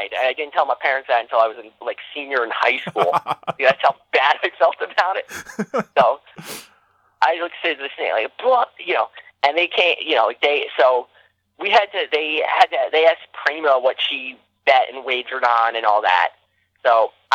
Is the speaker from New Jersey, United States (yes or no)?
yes; outside Newark, New Jersey, United States; I literally grew up, like, one town away from Newark, New Jersey